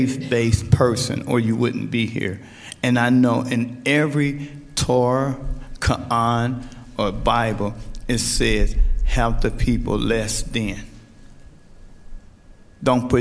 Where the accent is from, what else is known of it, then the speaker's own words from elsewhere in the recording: Chicago, Illinois, United States; I'm from Chicago, Illinois. A lot of people ask me where I'm from. I grew up in the poorest neighborhood in Chicago